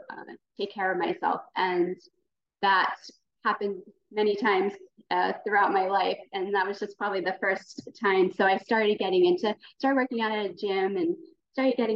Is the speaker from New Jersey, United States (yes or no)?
yes; New Jersey, United States; I grew up in New Jersey